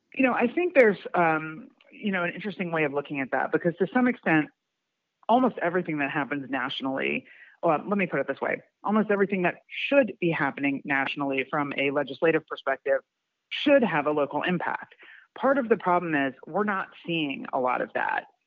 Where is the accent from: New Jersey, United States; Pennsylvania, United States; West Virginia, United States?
Pennsylvania, United States; Philadelphia; moved away as an adult; now in Atlanta, United States; I grew up in Philadelphia